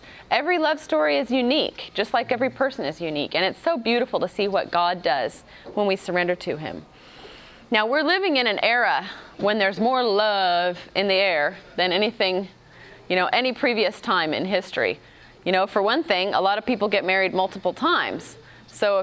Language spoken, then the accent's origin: English; United States; my husband is from Africa, and I grew up in America